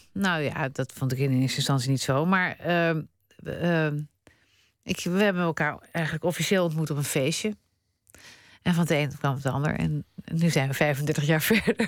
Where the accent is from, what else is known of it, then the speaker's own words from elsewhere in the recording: Netherlands; also born or lived in Spain; dit is waar ik geboren ben en dit is waar ik woon.